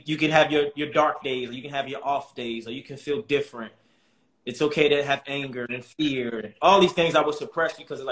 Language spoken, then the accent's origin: English; Baltimore, Maryland, United States; I come from Baltimore City, tough background, you know, men in my family sold endless drugs, people were getting murdered and killed in the neighborhood, but that was my norm.